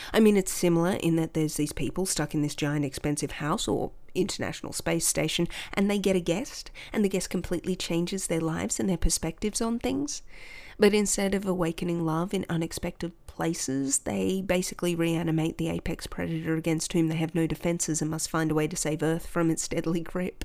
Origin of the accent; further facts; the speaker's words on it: Australia; accent: Aussie; an Aussie kid not hearing the Aussie accent outside of your own country